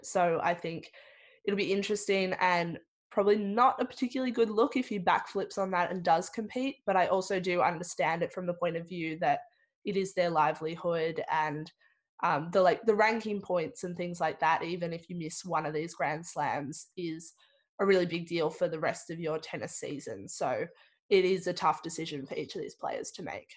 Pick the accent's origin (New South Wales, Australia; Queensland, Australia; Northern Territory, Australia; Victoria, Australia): Victoria, Australia; growing up in Victoria, um, I've really taken for granted all the big sporting events that we have